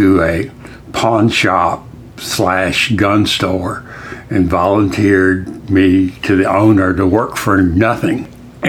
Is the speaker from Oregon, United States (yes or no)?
no; Decatur, Alabama, United States; also born or lived in Tennessee; I was raised in Decatur, Alabama